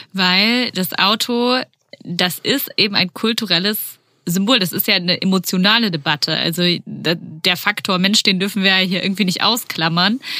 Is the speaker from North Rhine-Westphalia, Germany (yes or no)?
no; Baden-Württemberg, Germany; in Baden-Württemberg, wo ich herkomme